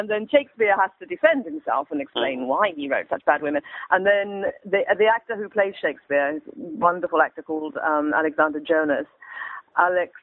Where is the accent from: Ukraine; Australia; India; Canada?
Australia; moved away; we're all Australian